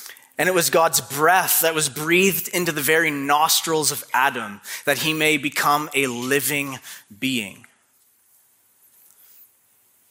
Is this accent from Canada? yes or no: yes; Canada; now in Maine, United States; I am a true-blooded Canadian through and through